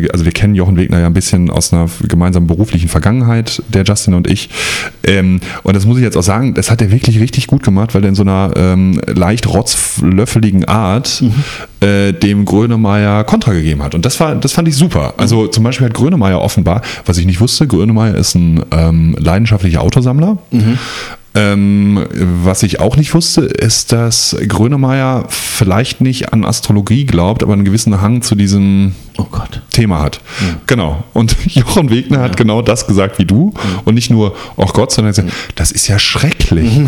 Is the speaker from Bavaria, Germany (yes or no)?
no; North Rhine-Westphalia, Germany; ich komme ja aus der Nähe vom Ruhrpott. Ich komme nicht aus dem Ruhrpott